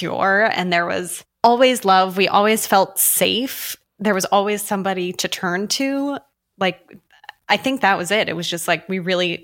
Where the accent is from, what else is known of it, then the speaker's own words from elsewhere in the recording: just outside of Albany, New York, United States; I grew up just outside of Albany